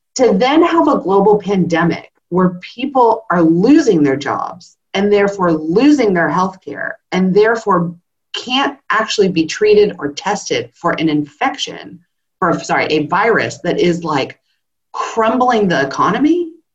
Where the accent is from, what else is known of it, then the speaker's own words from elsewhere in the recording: California, United States; now in Australia; I'm a Californian